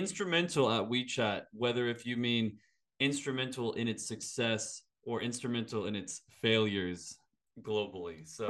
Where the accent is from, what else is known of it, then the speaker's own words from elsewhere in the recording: United States; now in Australia; I'm American